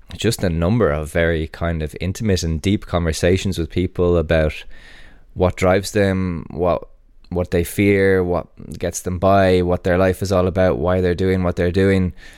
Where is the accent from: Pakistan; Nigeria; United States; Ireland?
Ireland